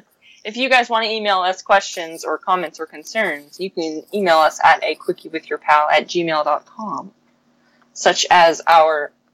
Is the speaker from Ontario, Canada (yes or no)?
yes; Windsor, Ontario, Canada; moved away as an adult; now in Toronto, Canada; growing up in Windsor and just being near Detroit